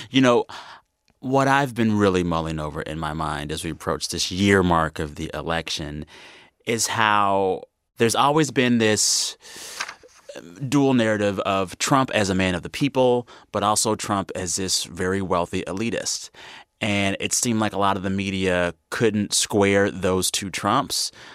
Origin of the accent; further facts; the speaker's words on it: San Antonio, Texas, United States; growing up in San Antonio, like many people in the region, spent a lot of my Sundays as a kid in a church house.